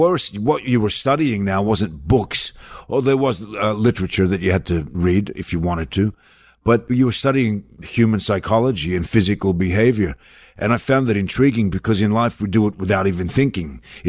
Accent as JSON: {"language": "English", "town": "Melbourne", "region": "Victoria", "country": "Australia", "lives_now": "United States", "said": "Because I came from Melbourne, Australia, off the plane"}